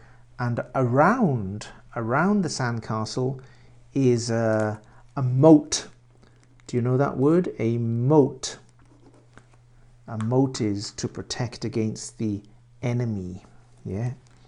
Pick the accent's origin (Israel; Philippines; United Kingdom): United Kingdom; Swansea, Wales; also born or lived in Reading; I was born in Reading, UK, Reading, which is near London. I was born there and I lived there until I was 9 years old. And at 9 years old, I moved to Wales and I lived in Swansea City.